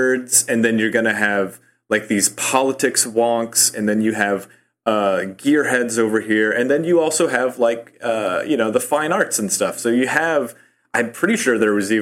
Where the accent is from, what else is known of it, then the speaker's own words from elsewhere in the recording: Nebraska, United States; now in Chicago, United States; I'm from Nebraska